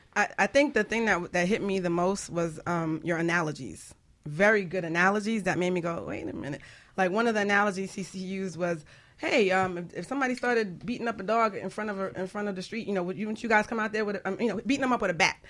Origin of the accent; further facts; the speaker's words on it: Jamaica; I'm, I'm Jamaican